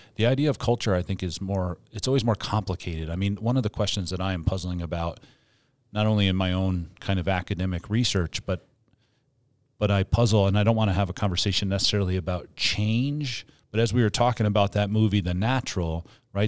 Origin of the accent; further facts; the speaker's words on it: Northeast, United States; now in Colorado, United States; I'm from the Northeast